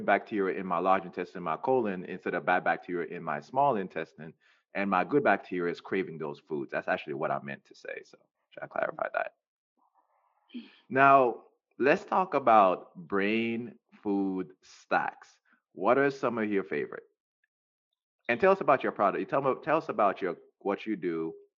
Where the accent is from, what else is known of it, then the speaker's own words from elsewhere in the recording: Jamaica; Especially I'm Jamaican. I love my people, but I'm going to say this, we're very close-minded people.